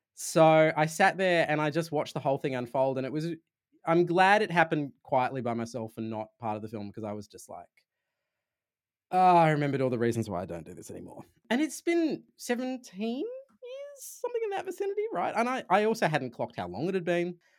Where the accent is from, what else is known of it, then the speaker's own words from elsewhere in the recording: Sydney, New South Wales, Australia; accent: Australian; I'm from Sydney, so, in, in Australia